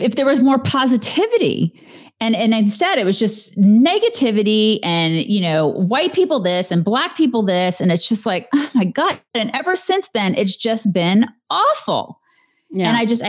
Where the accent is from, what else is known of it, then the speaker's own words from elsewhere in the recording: Texas, United States; I can assure you, I am from Texas.